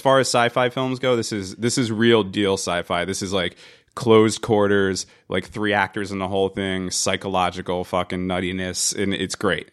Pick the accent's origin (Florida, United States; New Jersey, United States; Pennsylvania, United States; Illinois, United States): New Jersey, United States; I'm from New Jersey